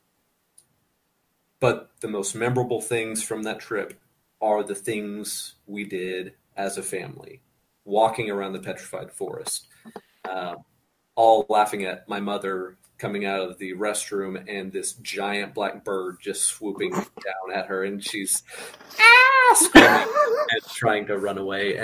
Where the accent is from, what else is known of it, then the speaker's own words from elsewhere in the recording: central Oklahoma, United States; I'm originally from Oklahoma, central Oklahoma